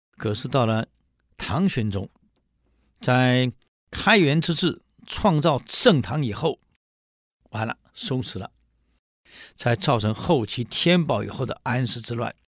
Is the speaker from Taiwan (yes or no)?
yes; Taiwan; 我们台湾